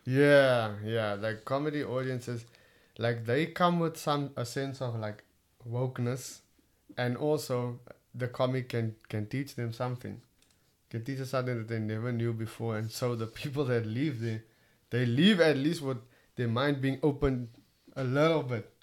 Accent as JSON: {"language": "English", "town": "Cape Town", "region": "Western Cape", "country": "South Africa", "accent": "Cape Town", "said": "my Cape Town accent"}